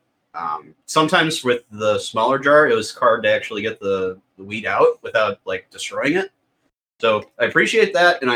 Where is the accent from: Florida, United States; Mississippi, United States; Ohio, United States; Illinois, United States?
Illinois, United States; Staunton; Bernie's restaurant in Staunton, Illinois, my hometown.